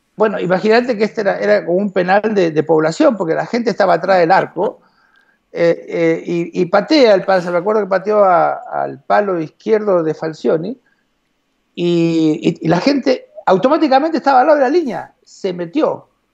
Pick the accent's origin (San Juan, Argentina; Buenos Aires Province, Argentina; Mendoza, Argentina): Buenos Aires Province, Argentina; Morón; moved away; also born or lived in Alto Castelar; yo nací en Morón